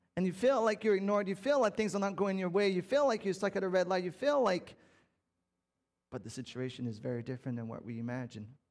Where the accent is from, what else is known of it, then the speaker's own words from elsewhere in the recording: Canada; I'm French Canadian